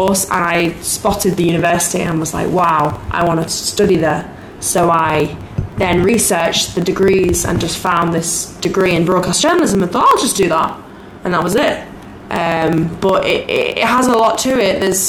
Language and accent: English; Liverpool, North West England, United Kingdom; So I'm from a small city called Liverpool in the UK.